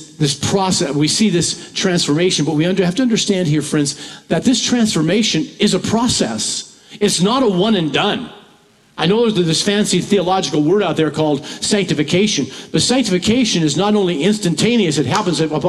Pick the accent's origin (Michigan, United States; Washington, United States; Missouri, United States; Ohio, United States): Washington, United States; moved away as an adult; also born or lived in Centralia, Washington; I moved here from Washington, living my whole life almost in Washington and pastored there for over 40 years